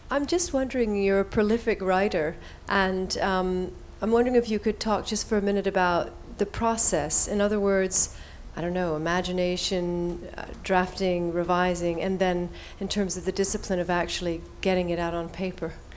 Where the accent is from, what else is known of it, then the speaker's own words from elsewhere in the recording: near Niagara Falls, New York, United States; now in Princeton, United States; I grew up near Niagara Falls, as a girl